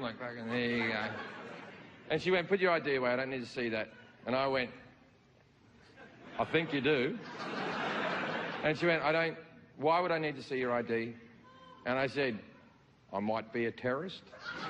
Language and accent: English; Australia; now in United States; I think I've become American, more American than I'm Australian lately.